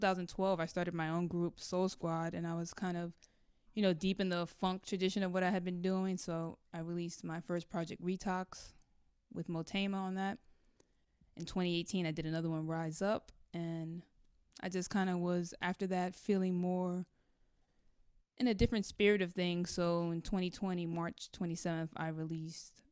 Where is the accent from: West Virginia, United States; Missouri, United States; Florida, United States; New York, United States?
New York, United States; New York City; I grew up in Washington Heights, so that's like predominantly a Dominican neighborhood